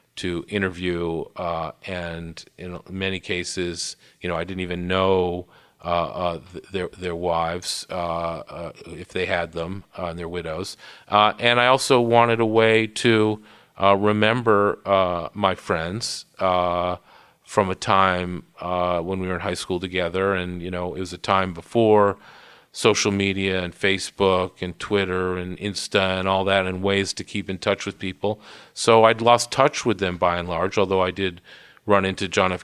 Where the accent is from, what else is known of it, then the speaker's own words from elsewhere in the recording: Worcester, Massachusetts, United States; I grew up in Worcester, Massachusetts